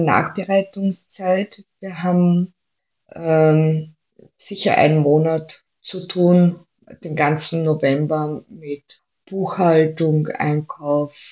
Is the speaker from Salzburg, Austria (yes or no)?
no; Vienna, Austria; also born or lived in Styria; ich bin ja Wienerin